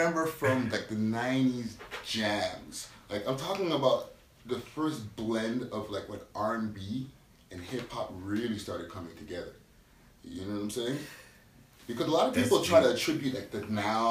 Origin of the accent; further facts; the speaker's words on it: Montreal, Quebec, Canada; I'm here in MTL. I was born here, you know what I'm saying? Like I started my rap career here